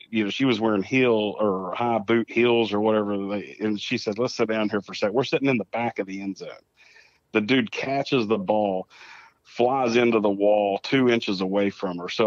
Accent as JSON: {"language": "English", "town": "Clendenin", "region": "West Virginia", "country": "United States", "said": "I'm from Clendenin, and uh, the Mothman's first sighting was from Clendenin"}